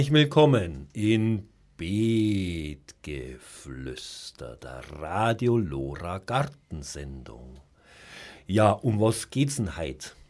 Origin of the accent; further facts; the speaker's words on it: Munich, Bavaria, Germany; Ich komme aus München natürlich. Wir sind